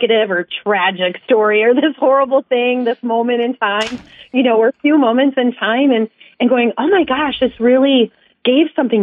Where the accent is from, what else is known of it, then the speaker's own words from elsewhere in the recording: Wisconsin, United States; moved away as an adult; also born or lived in Madison, Wisconsin / Chicago; I grew up in Wisconsin